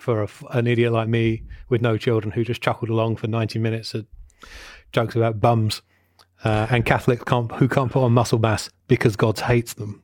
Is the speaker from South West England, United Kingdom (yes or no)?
no; Watford, East of England, United Kingdom; my hometown of Watford in Hertfordshire